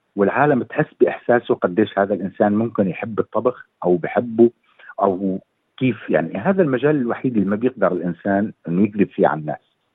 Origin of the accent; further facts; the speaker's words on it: Syria; moved away as an adult; also born or lived in Lebanon / Erbil, Iraq; now in Australia; طلعت من سوريا بال 2014